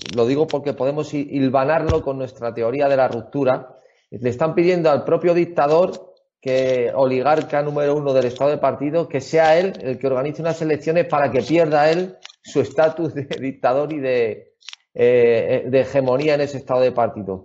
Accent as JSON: {"language": "Spanish", "country": "Spain", "said": "yo como español"}